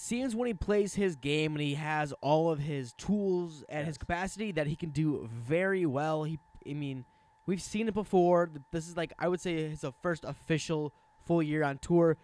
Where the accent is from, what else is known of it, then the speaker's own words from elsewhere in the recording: Wisconsin, United States; I'm from Wisconsin